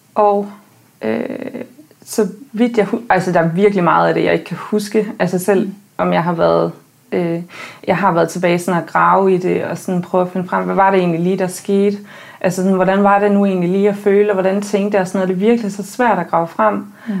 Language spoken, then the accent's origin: Danish; countryside outside Aarhus, Central Denmark Region, Denmark; jeg er født og opvokset på landet uden for Aarhus